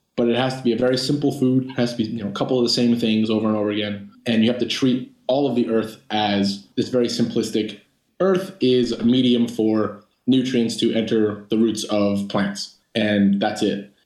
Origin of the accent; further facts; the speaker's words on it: Long Island, New York, United States; now in San Diego, United States; I'm from Long Island, New York, but currently living in San Diego